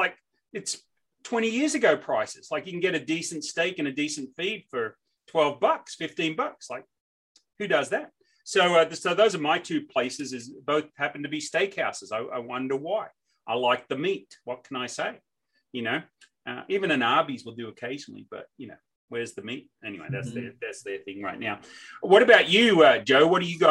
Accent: Australia; moved away as an adult; now in Nashville, United States; I was born and raised in Australia, lived there till I was 22.

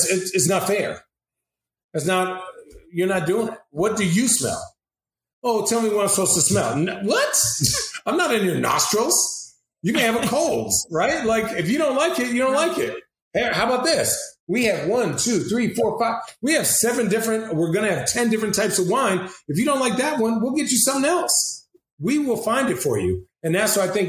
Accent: Phoenix, Arizona, United States; I'm from Phoenix, Arizona.

